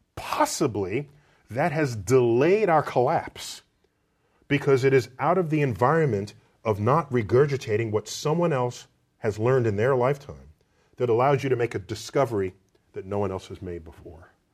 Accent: United States; as an American

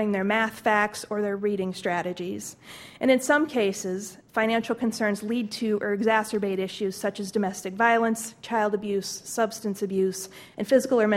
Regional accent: Iowa, United States; I'm 32 years old, born and raised in Iowa.

